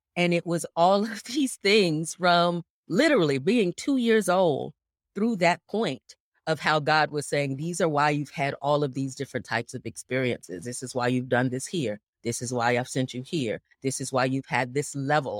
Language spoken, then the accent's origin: English; Gainesville, Florida, United States; I was born and raised in Gainesville, Florida